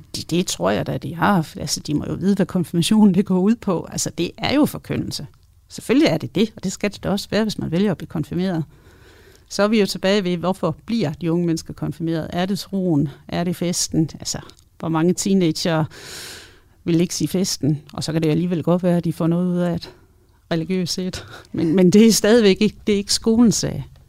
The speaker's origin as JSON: {"language": "Danish", "area": "West Jutland", "region": "Central Denmark Region", "country": "Denmark", "said": "nu kommer jeg også fra Vestjylland"}